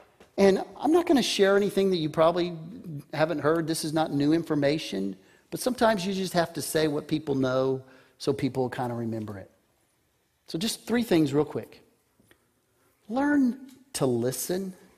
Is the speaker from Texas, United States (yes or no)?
yes; Texas, United States; I grew up in the 60s. I grew up on Air Force bases and in West Texas. That was my upbringing.